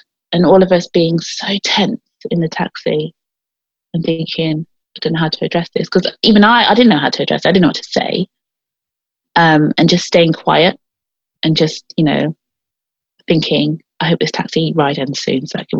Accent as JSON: {"language": "English", "town": "Gloucester", "region": "South West England", "country": "United Kingdom", "tie": "born or raised there", "said": "So Gloucester, certainly in the area that I grew up in, was so full of black people, a real mix of black and white people, actually."}